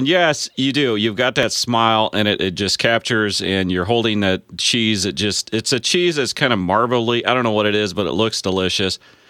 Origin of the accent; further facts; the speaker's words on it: Illinois, United States; I'm a farmer from Illinois